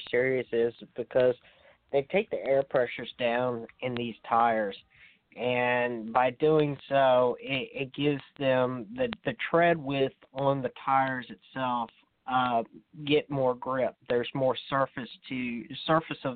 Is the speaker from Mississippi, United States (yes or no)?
no; near Richmond, Virginia, United States; my hometown here near Richmond, Virginia.